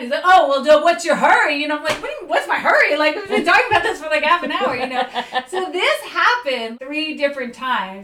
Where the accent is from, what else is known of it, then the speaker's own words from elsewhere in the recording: New Jersey, United States; moved away as an adult; I grew up in Jersey